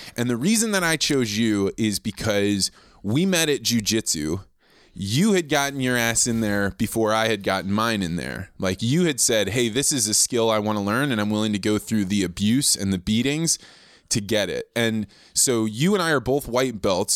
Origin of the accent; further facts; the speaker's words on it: Eureka, Illinois, United States; moved away; I grew up in Eureka, Illinois.